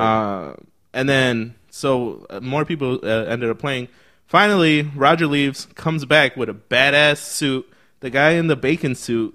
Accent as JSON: {"language": "English", "town": "Chicago", "region": "Illinois", "country": "United States", "also_born_or_lived": "Berwyn, Illinois", "said": "we're from Chicago"}